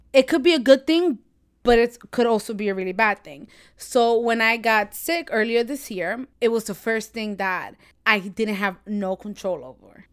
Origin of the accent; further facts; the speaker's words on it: New York, United States; I'm from New York, born and raised